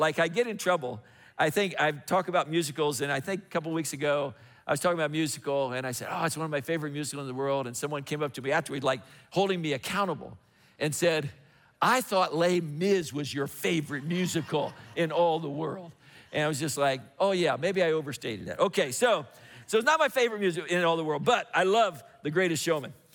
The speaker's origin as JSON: {"language": "English", "region": "Indiana", "country": "United States", "tie": "born or raised there", "moved": "yes", "said": "I grew up in Indiana"}